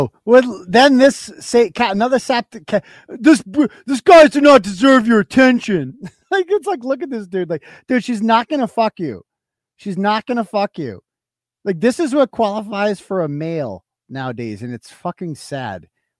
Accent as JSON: {"language": "English", "country": "United Kingdom", "said": "Like, I'm British, basically. I'm British."}